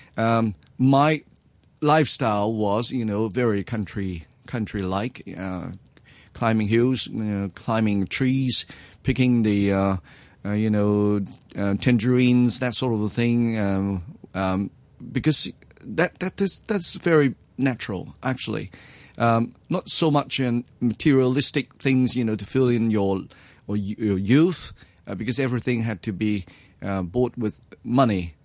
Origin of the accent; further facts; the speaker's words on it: New Territories, Hong Kong; I was born in Hong Kong, actually, to be precise, uh, in Mill Territory. Uh, I came from, uh, the rural family